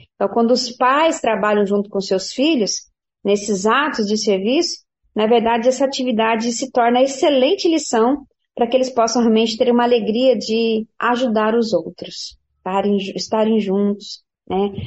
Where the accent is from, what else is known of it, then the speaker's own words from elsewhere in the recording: Paraná, Brazil; quando eu era criança, ah, lá no Paraná